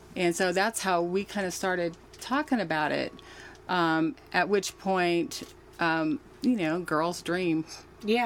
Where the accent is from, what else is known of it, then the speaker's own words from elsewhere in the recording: Anchorage, Alaska, United States; I am from uh, Alaska. I was born in Anchorage, Alaska.